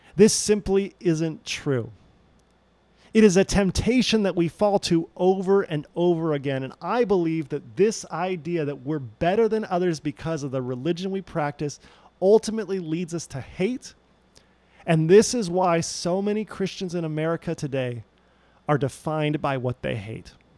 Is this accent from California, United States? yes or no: yes; Loma Linda, California, United States; I grew up in the Loma Linda University Seventh day Adventist Church, which is not too far from where Paradox is today